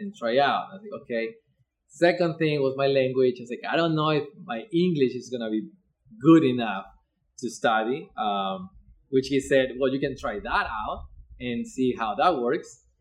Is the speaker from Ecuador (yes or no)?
yes; Ecuador; English is a second language; now in Eugene, United States; I am originally from Ecuador, but I'm living in Eugene for more than 15 years.